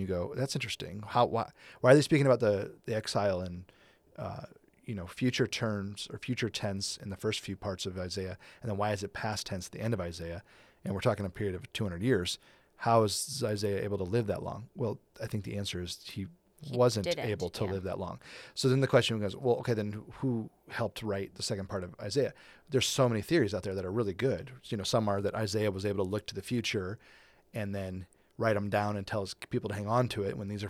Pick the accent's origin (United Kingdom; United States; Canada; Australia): United Kingdom; England; Because we're English, you know, we're very white and very English